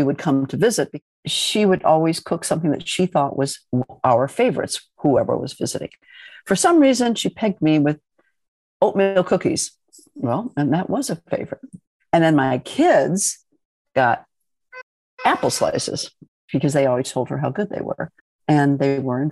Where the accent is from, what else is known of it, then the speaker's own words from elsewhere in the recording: Midwest, United States; moved away as an adult; also born or lived in Italy; I grew up in the Midwest.